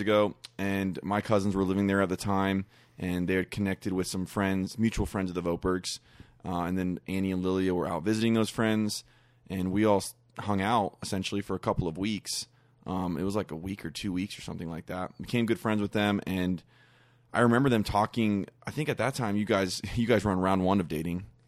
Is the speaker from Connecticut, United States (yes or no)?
no; Kentucky, United States; we're from Kentucky, so we were, went back to Kentucky